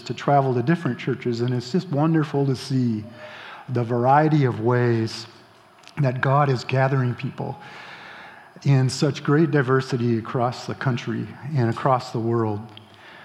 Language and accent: English; Grand Rapids, Michigan, United States; now in Holland, United States; I grew up in Michigan, and actually in Grand Rapids